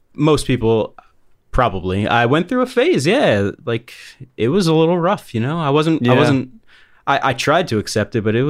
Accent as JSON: {"language": "English", "region": "New York", "country": "United States", "moved": "yes", "lives_now": "Philadelphia, United States", "said": "I'm originally from New York"}